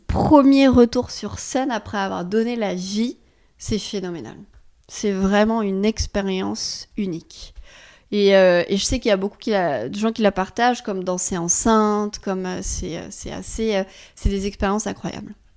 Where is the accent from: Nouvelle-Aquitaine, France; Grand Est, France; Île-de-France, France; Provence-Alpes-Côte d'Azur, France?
Grand Est, France; Forbach; moved away as an adult; also born or lived in Israel / New York / Lyon / Paris; c'est ma ville natale, à Forbach.